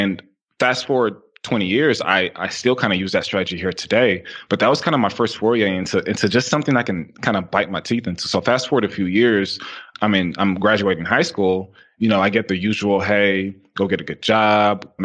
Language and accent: English; Houston, Texas, United States; I'm from Houston, Texas